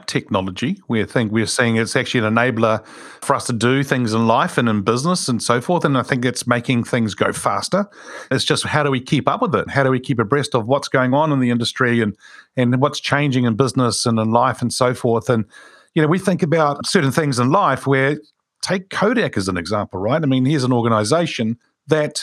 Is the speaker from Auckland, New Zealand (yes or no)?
no; Wellington, New Zealand; Wilberforce is a street that I grew up in Wilberforce Street in Wellington, actually. I grew up in that street.